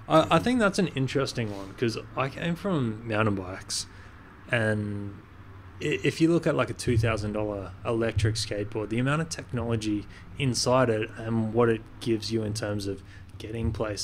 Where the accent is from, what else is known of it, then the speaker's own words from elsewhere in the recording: Cairns, Queensland, Australia; I grew up in Cairns.